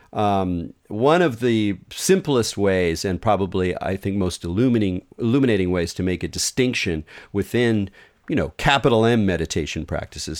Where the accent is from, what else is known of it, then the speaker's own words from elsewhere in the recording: Southern California, United States; I grew up in Southern California